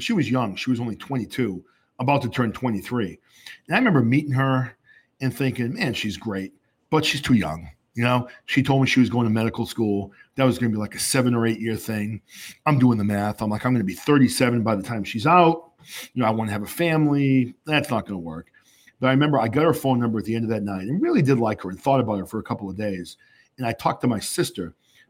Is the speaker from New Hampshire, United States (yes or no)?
yes; New Hampshire, United States; I grew up in New Hampshire, you know, lower middle class family. We didn't have a lot of money.